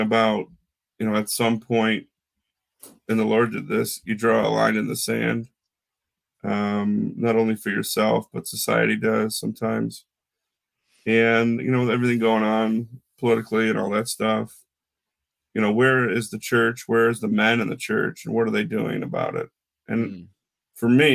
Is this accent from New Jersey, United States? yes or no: no; Syracuse, New York, United States; growing up in Syracuse, my family owned a camper